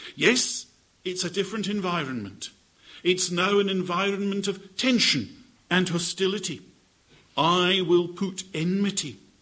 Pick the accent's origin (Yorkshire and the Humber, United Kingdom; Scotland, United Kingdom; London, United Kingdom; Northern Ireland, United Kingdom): Scotland, United Kingdom; I am Scottish.